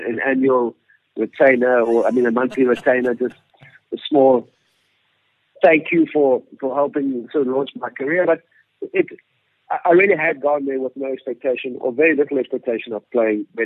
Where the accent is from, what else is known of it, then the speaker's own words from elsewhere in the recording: Hilton, KwaZulu-Natal, South Africa; we grew up in Hilton